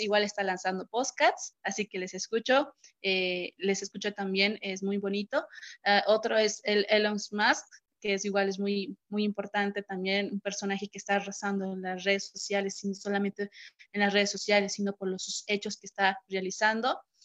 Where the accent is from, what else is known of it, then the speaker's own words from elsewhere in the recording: Cochabamba, Bolivia; soy de Cochabamba, aquí está pues el sol ahorita